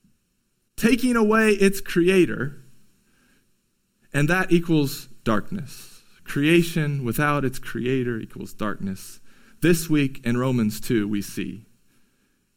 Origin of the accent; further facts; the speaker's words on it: California, United States; growing up in California